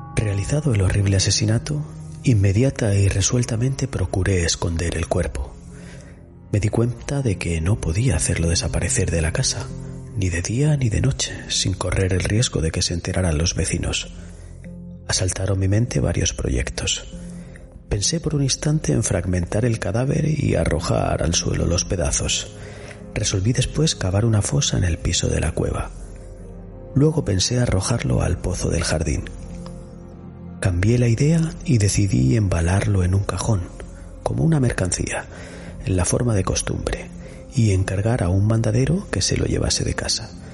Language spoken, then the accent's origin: Spanish; Spain; en nuestra zona, Iñaki, en la Vega Baja y en la zona de la Huerta de Murcia, seguro que recuerdas bien cuando éramos pequeños que nuestros abuelos ponían mucho esmero